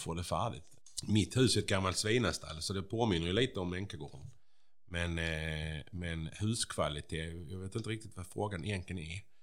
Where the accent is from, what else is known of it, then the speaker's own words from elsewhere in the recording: Bjäre, Skåne, Sweden; jag är ju från Bjära